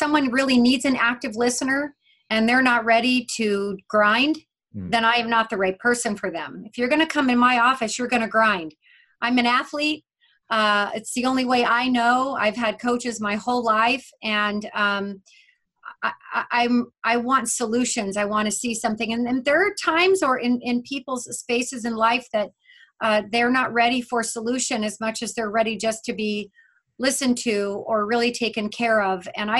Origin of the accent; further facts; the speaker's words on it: Vail, Colorado, United States; moved away; also born or lived in Leadville, Colorado; I grew up in Vail, Colorado.